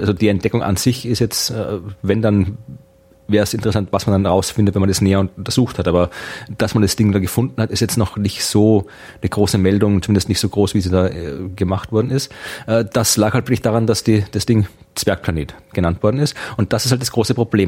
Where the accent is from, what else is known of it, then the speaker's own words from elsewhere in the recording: Krems, Lower Austria, Austria; meiner Heimatstadt in Österreich